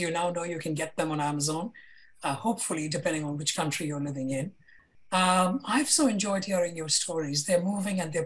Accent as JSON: {"language": "English", "region": "Kerala", "country": "India", "moved": "yes", "lives_now": "London, United Kingdom", "said": "I'm from Kerala"}